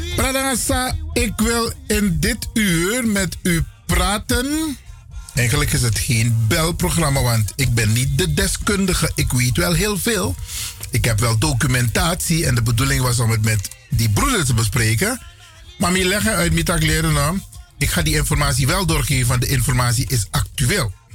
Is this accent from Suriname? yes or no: yes; Suriname; moved away as an adult; now in Netherlands; ik ben nauwelijks een paar jaar weg uit Suriname. Ik ben geen vreemdeling, ik ben een Surinaam Brada.